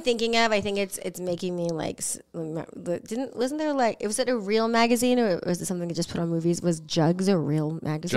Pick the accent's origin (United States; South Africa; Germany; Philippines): United States; San Diego, California; teenager growing up in San Diego